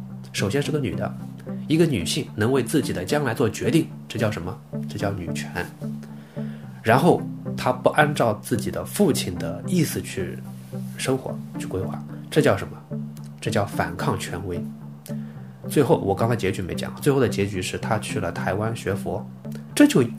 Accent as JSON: {"language": "Chinese", "country": "China", "said": "虽然我是中国人，"}